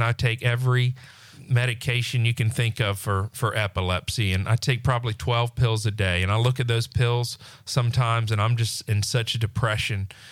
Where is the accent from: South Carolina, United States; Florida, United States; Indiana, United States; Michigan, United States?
Florida, United States; Pensacola; also born or lived in Destin; born and raised in Pensacola